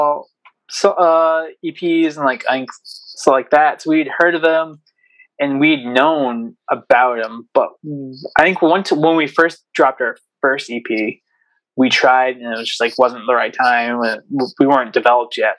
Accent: Southern Maine, United States; I live in Southern Maine, our new singer, actually, I live with our new singer, Dylan. So we now live in the same house, but we're both from Southern Maine

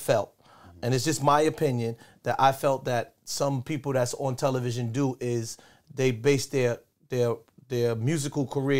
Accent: New York City, New York, United States; I'm from Brooklyn, man.

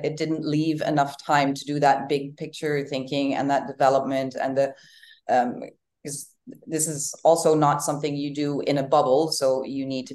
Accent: Netherlands; now in Uruguay; I'm from the Netherlands

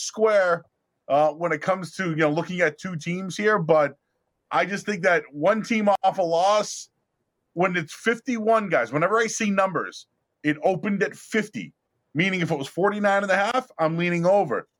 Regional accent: Boston, Massachusetts, United States; I'm from Boston. I'm a hood rat. I'm from the city. I grew up 10, 11 minutes down the road from Fenway Park

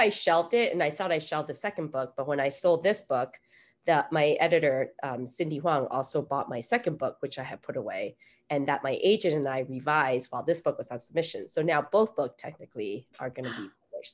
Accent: United States; also born or lived in Taiwan; I was born in Taiwan and I moved here when we were seven. So I basically grew up in America

